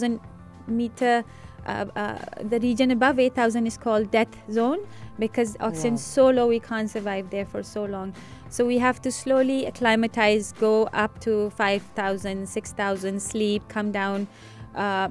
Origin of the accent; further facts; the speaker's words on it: Rawalpindi, Punjab, Pakistan; English is a second language; now in Dubai, United Arab Emirates; I'm from Rawalpindi in Pakistan, it's still quite hot there.